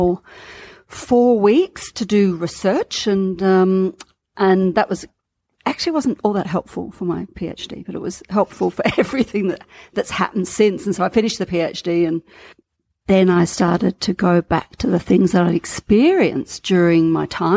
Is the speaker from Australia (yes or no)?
yes; Australia; I'm an Australian.